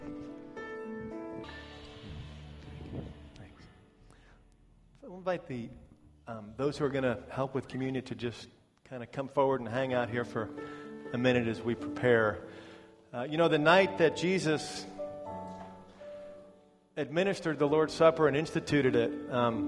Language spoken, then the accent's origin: English; New York, United States; moved away as an adult; now in Florida, United States; this is in my hometown